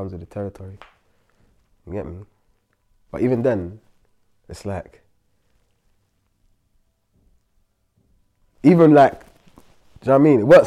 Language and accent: English; London, United Kingdom; I'm from Brixton, bro. Like, that's where I grew up.